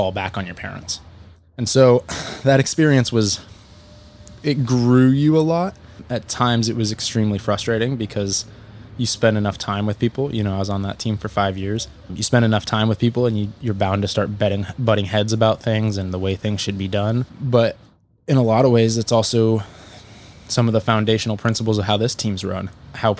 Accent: Fort Collins, Colorado, United States; I grew up in Fort Collins and I've lived there my whole life

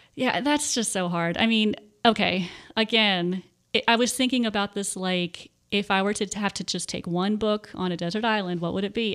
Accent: Warminster, Pennsylvania, United States; moved away as an adult; also born or lived in Texas; now in Tennessee, United States; I grew up in Warminster, Pennsylvania, and that is about forty-five minutes to an hour, uh, north of Philadelphia

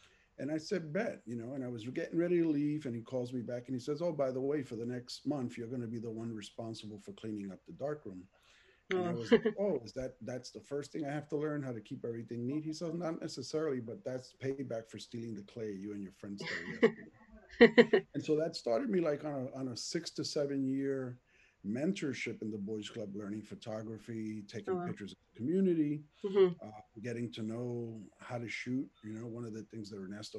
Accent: New York City, New York, United States; also born or lived in Lower East Side, Manhattan / Spanish Harlem; I'm from the Bronx. I was originally born in the Lower East Side section of Manhattan. My mother moved up to the Bronx when I was probably about a year old.

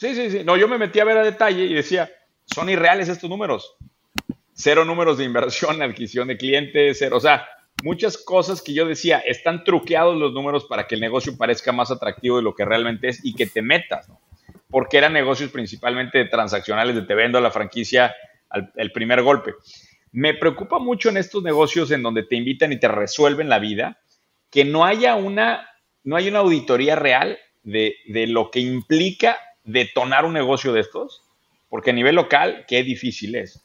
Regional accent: Querétaro, Mexico; me acordé mucho de mi infancia en Querétaro. Yo crecí en una, en una ciudad épica, Daniel, es el centro del universo, se llama Querétaro

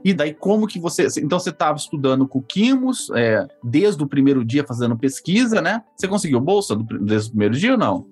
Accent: Ourinhos, São Paulo, Brazil; Eu sou de Ourinhos, nascido lá, lá no São Camilo, que não existe mais, o hospital. Eu morei lá até mais ou menos de 95 até 2000

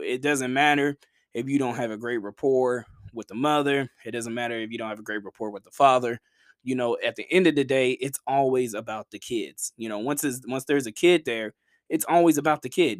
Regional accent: Chattanooga, Tennessee, United States; my hometown team

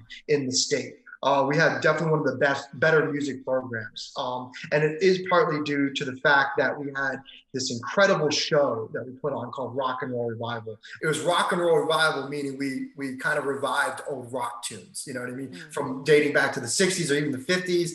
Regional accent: Maryland, United States; moved away as an adult; now in Los Angeles, United States; I was born and raised in Maryland

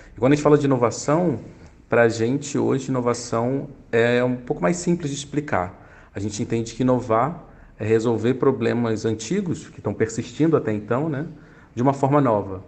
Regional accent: Rio de Janeiro, Brazil; moved away as an adult; now in São Paulo, Brazil; Sou carioca também, atualmente morando em São Paulo agora há seis anos

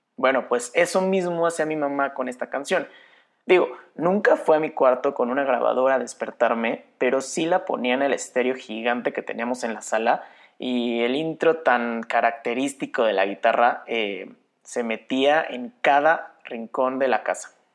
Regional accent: Querétaro, Mexico; soy de Querétaro, México

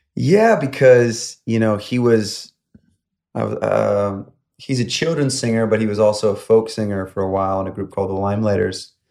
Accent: upstate New York, United States; moved away as an adult; now in Los Angeles, United States; I grew up in upstate New York, about an hour north of New York City. And um, I was there until about 21

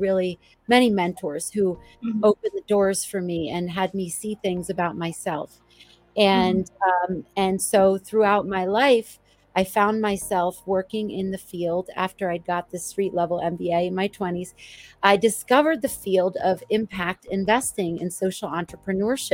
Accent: New Jersey, United States; moved away as an adult; also born or lived in New York City; now in Boulder, United States; I grew up in New Jersey, the child of two immigrants

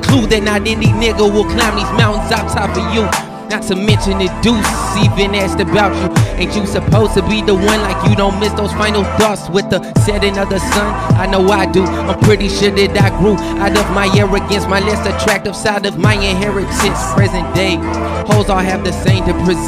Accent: Chattanooga, Tennessee, United States; I'm from Chattanooga, Tennessee.

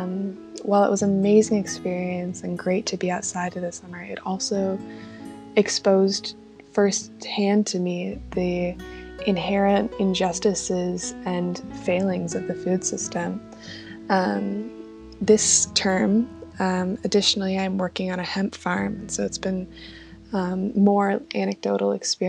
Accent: Grand Rapids, Michigan, United States; moved away as an adult; now in Kalamazoo, United States; I am originally from Grand Rapids, Michigan, but currently am living in Kalamazoo with 7 other roommates

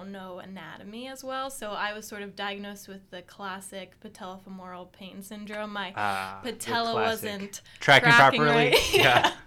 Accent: Hershey, Pennsylvania, United States; I am from Hershey, Pennsylvania

